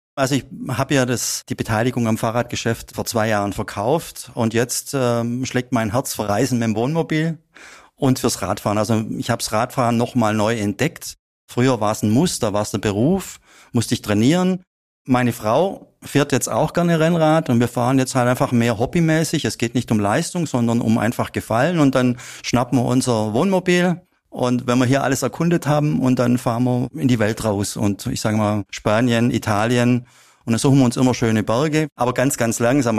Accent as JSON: {"language": "German", "area": "Upper Swabia", "region": "Baden-Württemberg", "country": "Germany", "tie": "born or raised there", "said": "hat es mich wieder zurück nach Oberschwaben äh, gezogen und seitdem wohne ich eigentlich praktisch nebendran, wo ich aufgewachsen bin."}